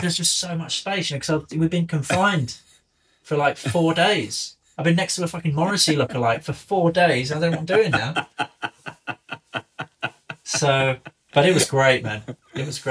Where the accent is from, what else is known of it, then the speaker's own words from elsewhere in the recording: England, United Kingdom; accent: English; I've got an English accent